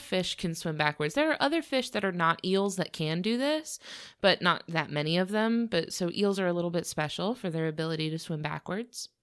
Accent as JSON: {"language": "English", "region": "Florida", "country": "United States", "said": "we're from Florida where we have a lot of exposure to the Spanish language"}